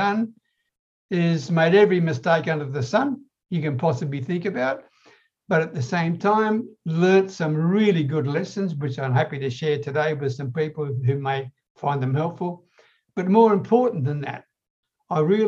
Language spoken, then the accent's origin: English; Australia; I'm an Aussie